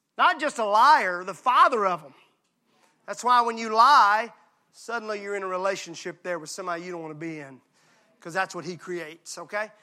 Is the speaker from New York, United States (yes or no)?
no; Mississippi, United States; I'm from Mississippi